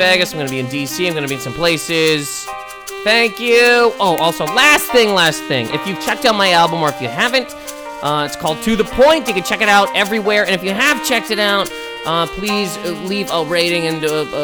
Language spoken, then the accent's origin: English; East Coast of Canada, the Maritimes, Canada; moved away; also born or lived in Toronto; We are both from the East Coast of Canada, which is, I've said it too many times, it's the best part of Canada.